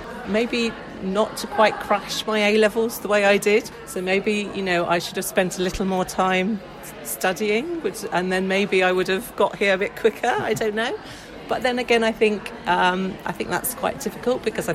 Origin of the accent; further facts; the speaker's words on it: Hampshire, South East England, United Kingdom; I grew up around in Hampshire